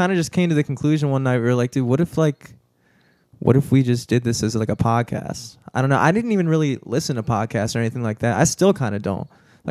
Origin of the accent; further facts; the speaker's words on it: Towson, Maryland, United States; I grew up in Towson, and so when I went to Towson High School